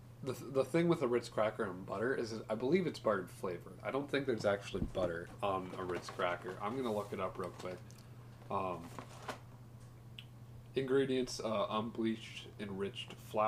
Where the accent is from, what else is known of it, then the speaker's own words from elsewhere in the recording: Wisconsin, United States; We're from Wisconsin.